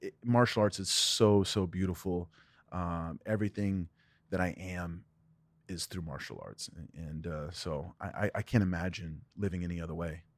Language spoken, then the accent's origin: English; Ohio, United States; I was born in Ohio. My dad was the assistant instructor at the Jeet Kune Do Academy in Cincinnati, Ohio